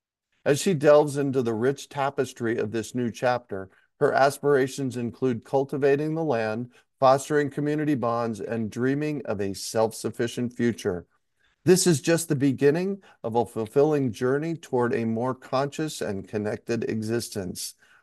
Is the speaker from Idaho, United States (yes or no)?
no; Phoenix, Arizona, United States; moved away; I grew up in Phoenix. I was in Phoenix for 54 years